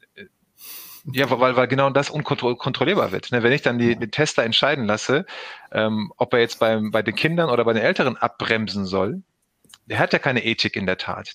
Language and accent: German; Recklinghausen, North Rhine-Westphalia, Germany; aus dem schönen Recklinghausen hier geboren, aufgewachsen mitten im Ruhrgebiet